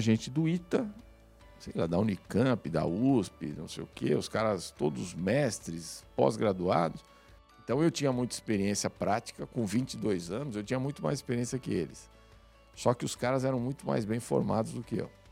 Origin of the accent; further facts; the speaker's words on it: São Paulo, Brazil; eu sou da, da periferia de São Paulo, nasci em São Paulo, no Jaguaré